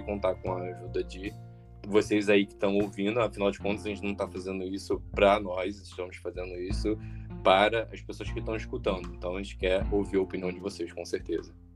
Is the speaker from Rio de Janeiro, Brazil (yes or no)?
yes; Rio de Janeiro, Brazil; eu sou do Rio de Janeiro